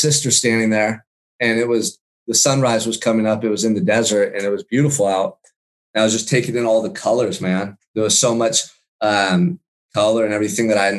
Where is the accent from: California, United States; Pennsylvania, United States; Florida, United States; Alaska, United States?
California, United States; Santa Barbara; I surfed when I was a kid a lot growing up in Santa Barbara.